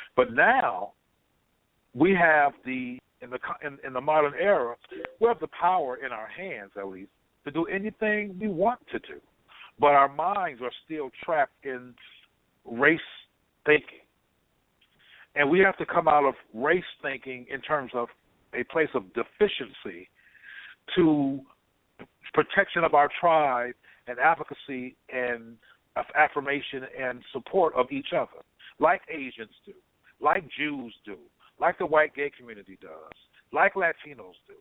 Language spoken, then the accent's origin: English; Compton, California, United States; I'm from Compton, California